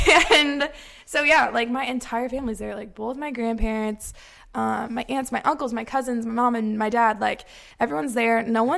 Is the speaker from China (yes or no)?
no; Quincy, Illinois, United States; moved away as an adult; I am from Quincy, Illinois, which is a tiny little town.